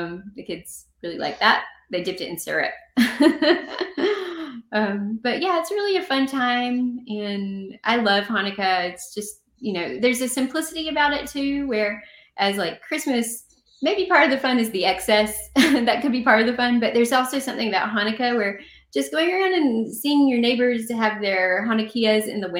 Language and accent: English; the South, United States; I'm from the South